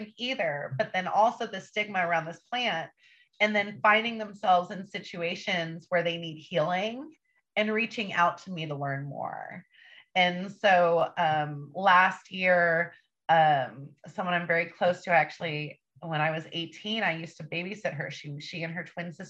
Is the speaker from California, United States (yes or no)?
yes; Northern California, United States; I'm from Northern California. I lived on the streets by myself and was in juvenile halls and group homes